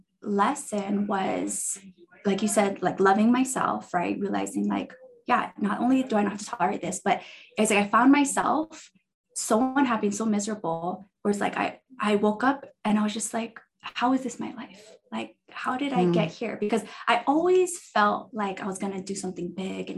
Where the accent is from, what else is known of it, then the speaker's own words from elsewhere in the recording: Hawaii, United States; moved away as an adult; now in Utah, United States; I'm originally from Hawaii and I moved to Utah in 2006 for school.